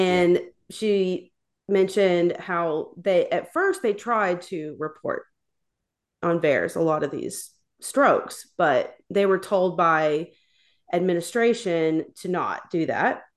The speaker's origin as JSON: {"language": "English", "region": "Tennessee", "country": "United States", "said": "I'm from Tennessee"}